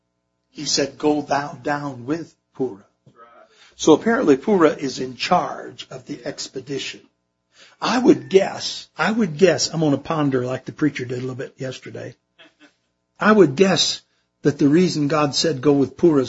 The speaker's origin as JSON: {"language": "English", "region": "Michigan", "country": "United States", "moved": "as an adult", "lives_now": "Indiana, United States", "said": "I'm from Michigan originally. I've lived in Indiana for over 40 years now."}